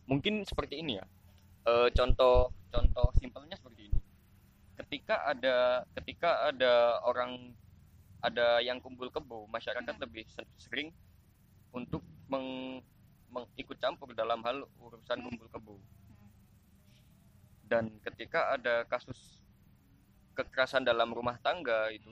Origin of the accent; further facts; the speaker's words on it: Java, Indonesia; accent: medok; mohon maaf ketika salah saya salah pengucapan karena saya orang Jawa.